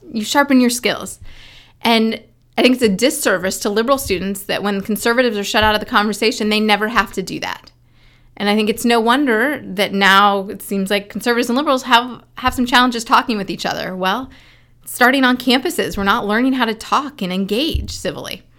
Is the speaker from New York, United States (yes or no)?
no; Indiana, United States; my home state senator from Indiana